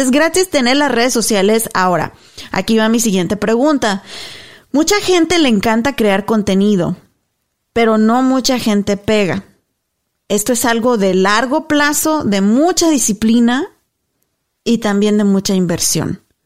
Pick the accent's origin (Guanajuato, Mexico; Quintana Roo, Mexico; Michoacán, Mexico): Guanajuato, Mexico; moved away as an adult; yo soy mexicana, nací, crecí en México, toda mi vida estuve ahí hasta la universidad